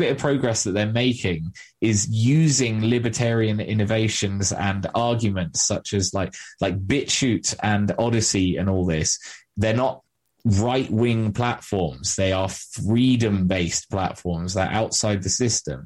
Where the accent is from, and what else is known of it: England, United Kingdom